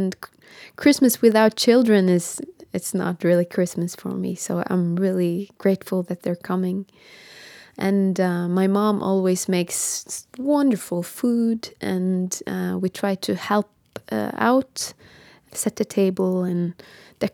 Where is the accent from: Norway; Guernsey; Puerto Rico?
Norway; Bodø, Nordland; I'm a singer from Northern Norway in Bodø